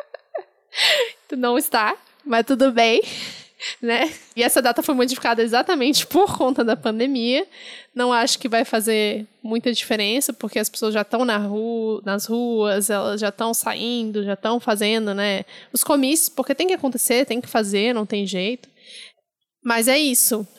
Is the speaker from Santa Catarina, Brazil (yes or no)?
no; Brasília, Federal District, Brazil; moved away as an adult; now in São Paulo, Brazil; como eu cresci em Brasília, apesar de ter nascido em São Paulo, eu cresci em Brasília